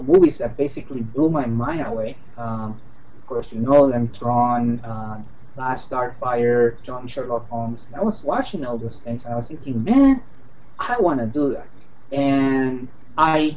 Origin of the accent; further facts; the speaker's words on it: San Juan, Puerto Rico; now in Washington, D.C., United States; I'm from San Juan, Puerto Rico, and I am a freelance illustrator here in the Washington, D.C. area